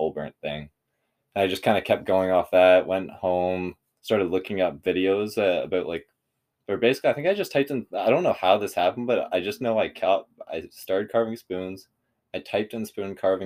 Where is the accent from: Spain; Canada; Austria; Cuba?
Canada; Curve Lake, Ontario; I'm from Curve Lake